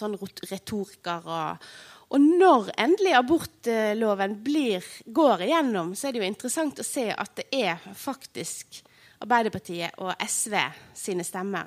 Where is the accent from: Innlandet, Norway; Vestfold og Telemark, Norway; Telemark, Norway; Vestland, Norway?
Vestland, Norway; Odda; Og Odda, der jeg kommer fra